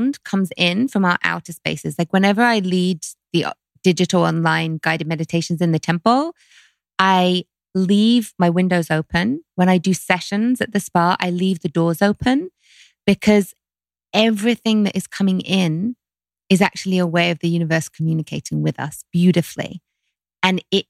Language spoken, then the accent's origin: English; London, United Kingdom; growing up in London